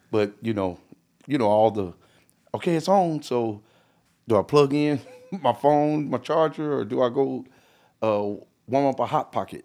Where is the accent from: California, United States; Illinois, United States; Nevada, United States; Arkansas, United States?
California, United States; moved away; originally I'm from California